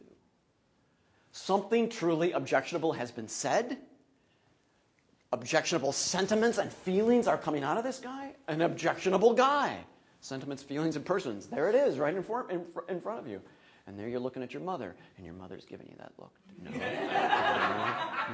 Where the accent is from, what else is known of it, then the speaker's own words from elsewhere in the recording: Minnesota, United States; I'm from Minnesota